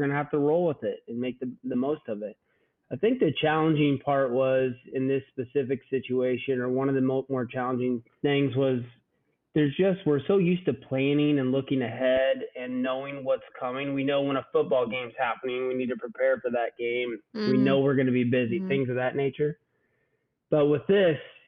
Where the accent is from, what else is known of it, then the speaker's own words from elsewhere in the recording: Southern Iowa, United States; I grew up in Southern Iowa, and so I'm a country boy at heart.